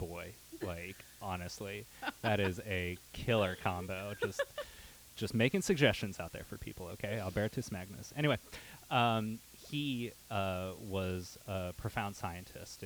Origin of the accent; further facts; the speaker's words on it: St. Clairsville, Ohio, United States; moved away as an adult; I grew up in St. Clairsville, Ohio